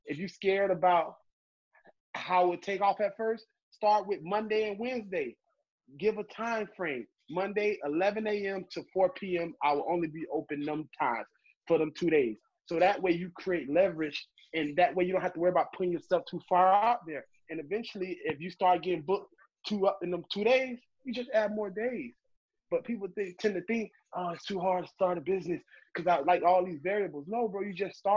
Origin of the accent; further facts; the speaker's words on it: Miami, Florida, United States; I grew up in Miami